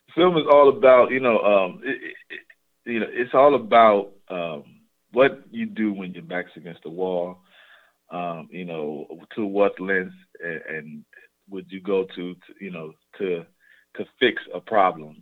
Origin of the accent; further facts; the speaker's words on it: Chicago, Illinois, United States; I'm originally from South Side Chicago